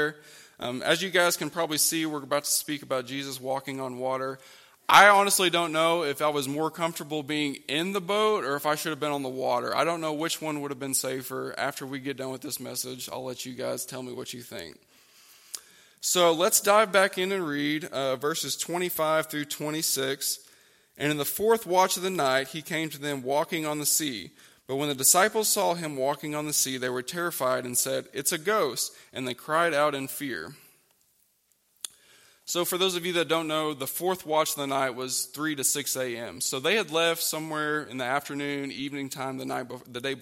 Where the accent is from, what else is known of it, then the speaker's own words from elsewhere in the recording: Oklahoma, United States; moved away as an adult; now in West Virginia, United States; growing up in Oklahoma, we would go down to this lake called Lake Texoma.